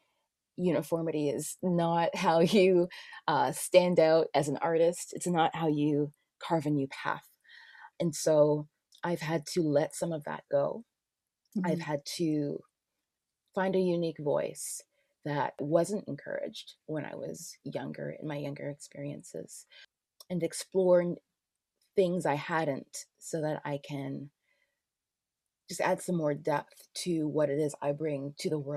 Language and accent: English; Toronto, Ontario, Canada; I grew up in Scarborough